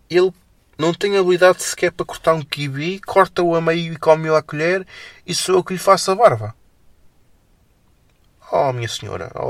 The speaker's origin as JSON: {"language": "Portuguese", "town": "Felgueiras", "region": "Norte", "country": "Portugal", "said": "Eu há aqui freguesias da minha terra, em Felgueiras, que eu nunca lá fui."}